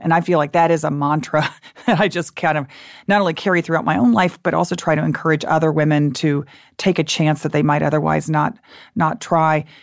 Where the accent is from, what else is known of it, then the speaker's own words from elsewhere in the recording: Dallas, Texas, United States; also born or lived in Austin, Texas; I grew up in Dallas, and my parents at that, in that era were against everything